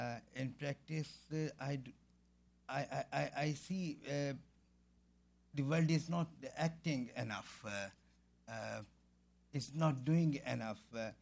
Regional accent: Pakistan; as Pakistani individuals or people of Pakistani origin

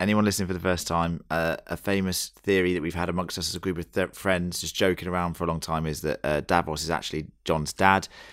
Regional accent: United Kingdom; I'm not Australian, I'm very British

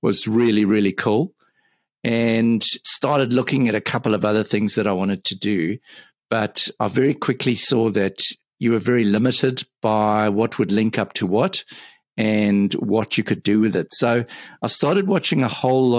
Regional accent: Johannesburg, Gauteng, South Africa; now in Auckland, New Zealand; So I'm currently living in Auckland, New Zealand, but I'm originally from Johannesburg in South Africa

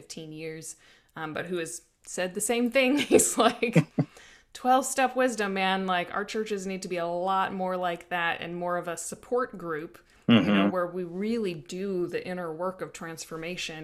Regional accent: Midwest, United States; I grew up in the Midwest

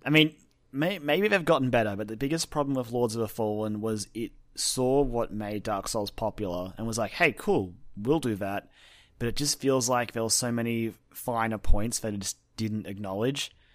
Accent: Australia; as Australian

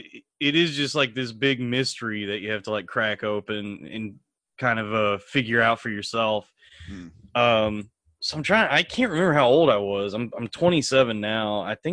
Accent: Texas, United States; now in New York, United States; I'm from Texas.

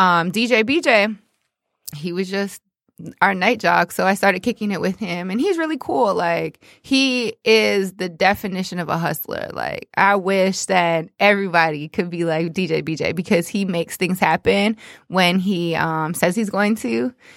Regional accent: Toronto, Ontario, Canada; moved away as an adult; also born or lived in New York; now in Detroit, United States; I'm from Toronto, but currently, um, you know, kicking it in the D.

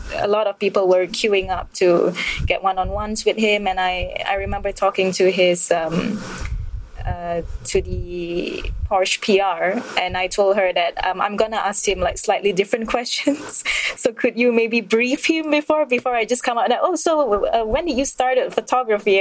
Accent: Malaysia; also born or lived in Kuala Lumpur; I'm, I'm Malaysian and I, I live in Kuala Lumpur

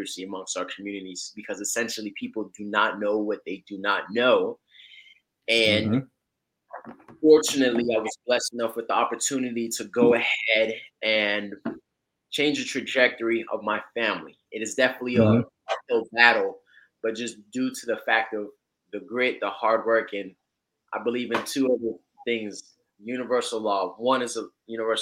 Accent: Florida, United States; also born or lived in Georgia; I am out here in Florida, raised in Georgia. Correction, born in Georgia, raised in Florida

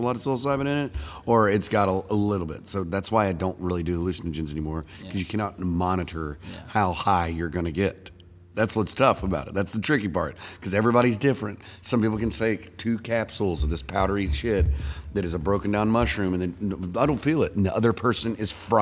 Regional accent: Tyler, Texas, United States; In Tyler, Texas, my hometown

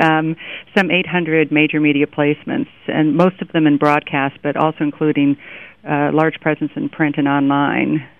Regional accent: Miami, Florida, United States; now in New York, United States; I grew up in Miami, and I remember they would close the my high school down

